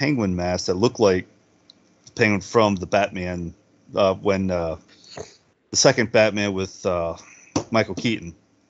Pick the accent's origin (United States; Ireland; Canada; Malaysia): Canada; I'm looking at Ken Dryden's mask right now as a Canadian